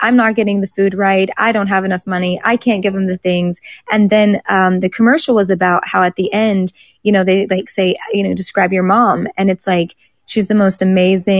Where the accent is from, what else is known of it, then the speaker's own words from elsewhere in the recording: Tornado Alley, United States; I grew up in Tornado Alley